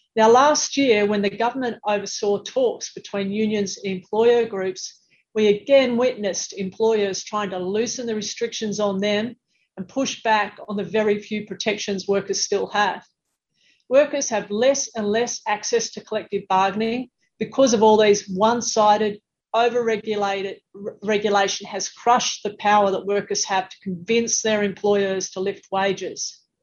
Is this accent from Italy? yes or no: no; Sydney, New South Wales, Australia; my hometown of Sydney